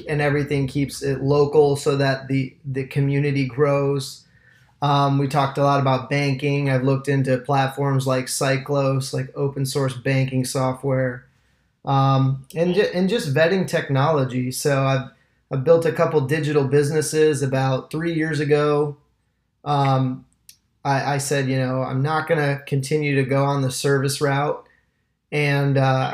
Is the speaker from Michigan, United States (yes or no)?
yes; Michigan, United States; moved away as an adult; now in Tampa, United States; I'm an entrepreneur out of Tampa, Florida. I've been here for about 10 years. I'm from Michigan originally.